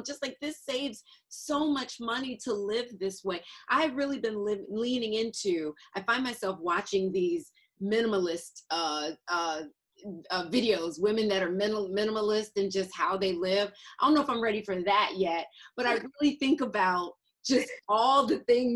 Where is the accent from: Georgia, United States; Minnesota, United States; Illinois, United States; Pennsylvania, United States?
Georgia, United States; Atlanta; moved away; I'm from Atlanta, so my mother is there and my sister